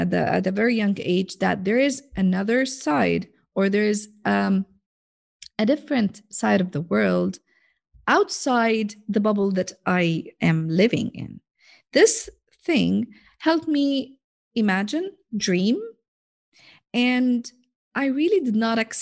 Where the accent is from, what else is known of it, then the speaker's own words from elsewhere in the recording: Jordan; I'm from Jordan, which is, if you Google it in the map, you will find that it's a tiny country